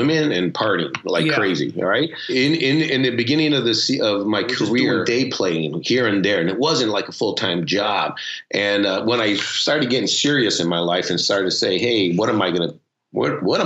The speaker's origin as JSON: {"language": "English", "town": "Chicago", "region": "Illinois", "country": "United States", "tie": "born or raised there", "said": "My parents are both from Mexico City, Acapulco and Piedras Negras, and I was born here in Chicago, the Windy City"}